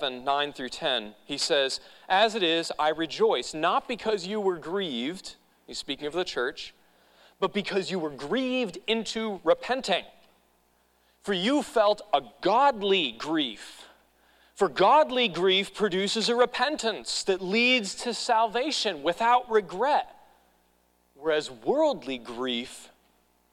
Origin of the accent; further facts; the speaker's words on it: New England, United States; moved away; I grew up in New England